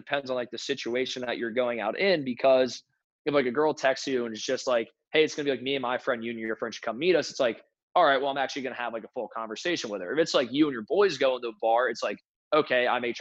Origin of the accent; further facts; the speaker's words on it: New Jersey, United States; moved away as an adult; also born or lived in Connecticut / South Carolina; now in North Carolina, United States; I grew up in New Jersey.